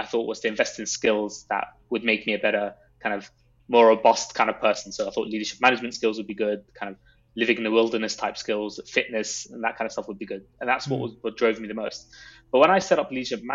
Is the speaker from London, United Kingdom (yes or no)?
yes; London, United Kingdom; I grew up in London